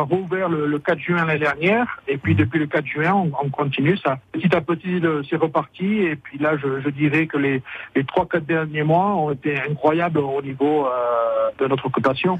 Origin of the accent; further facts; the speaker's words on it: Pays Basque, Nouvelle-Aquitaine, France; moved away as an adult; also born or lived in Biarritz / Medellín, Colombia / Cartagena, Colombia / Caracas, Venezuela; now in Santa Fe, United States; j'ai grandi à Saf et puis euh, ben, au Collège Saint-Bernard